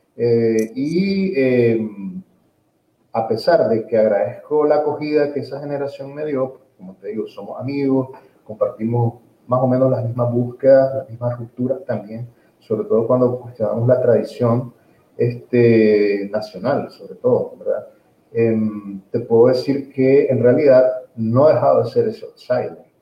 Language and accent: Spanish; Nicaragua; also born or lived in Ocotepeque, Honduras